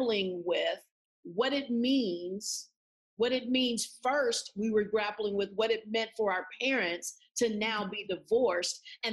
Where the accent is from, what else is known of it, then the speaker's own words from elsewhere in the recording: San Antonio, Texas, United States; now in Tulsa, United States; I didn't grow up in Tulsa. I grew up in San Antonio, Texas. I was a part of a military family